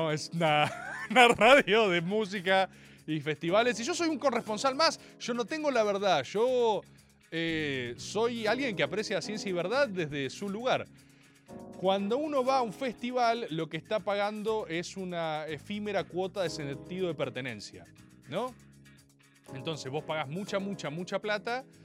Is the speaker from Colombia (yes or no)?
no; Argentina; Maga no es información, es conjetura, que es lo más aproximado a la verdad que tenemos como argentinos.